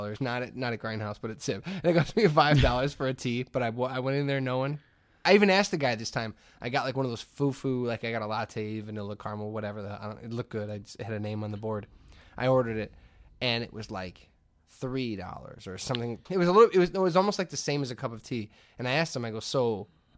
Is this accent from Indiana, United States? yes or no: yes; Hammond, Indiana, United States; I grew up in the Hessville area of Hammond